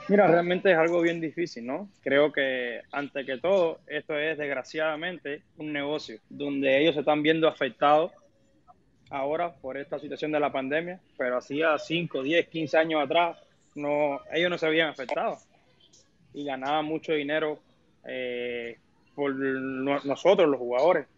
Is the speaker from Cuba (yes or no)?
yes; Cuba; moved away as an adult; also born or lived in Saltillo, Mexico; now in Mexico; Cuando yo salí de Cuba hace casi ya ocho años ya, yo me fui de Cuba sabiendo que no, no podía regresar más a Cuba